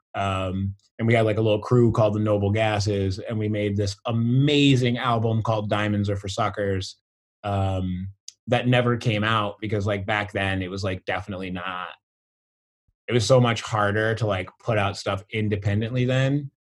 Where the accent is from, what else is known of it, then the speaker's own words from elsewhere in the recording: the Berkshires, Massachusetts, United States; also born or lived in St. Louis, Missouri / northwest Connecticut; growing up in the Berkshires, being black